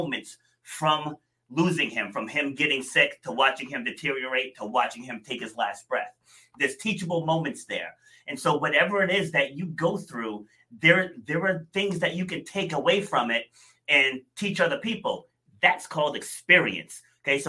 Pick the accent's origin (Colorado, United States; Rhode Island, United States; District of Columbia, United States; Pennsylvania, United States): Rhode Island, United States; also born or lived in New York City; we moved to Rhode Island when I was 2.5, I want to say. So I'm definitely from Rhode Island